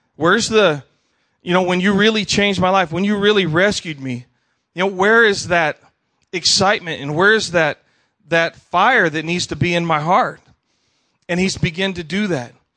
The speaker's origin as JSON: {"language": "English", "town": "Tucson", "region": "Arizona", "country": "United States", "tie": "born or raised there", "also_born_or_lived": "Idaho / Wyoming", "said": "as a little kid, I was raised in Tucson, Arizona."}